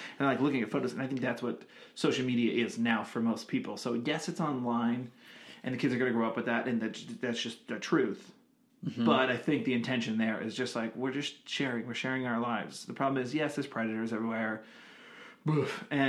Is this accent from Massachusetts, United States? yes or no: yes; Massachusetts, United States; now in Los Angeles, United States; And I live here in LA, but we're from Massachusetts.